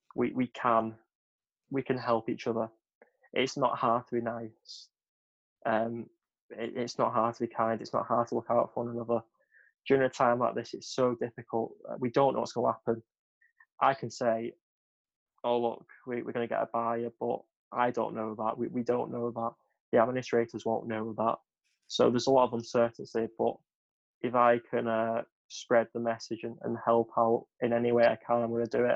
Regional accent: West Thornton, North West England, United Kingdom; I'm actually from West Thornton

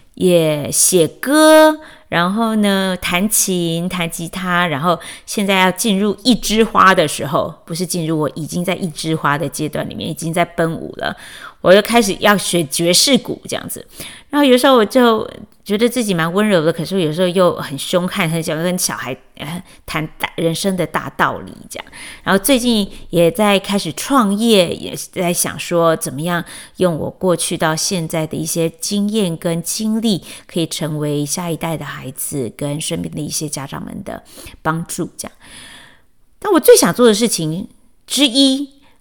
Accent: Chiayi, Taiwan; moved away as an adult; also born or lived in Taipei, Taiwan / Washington D.C. area, United States; now in Washington D.C., United States; 但是我心目中的故乡是我长到十八岁才离开的嘉义这样

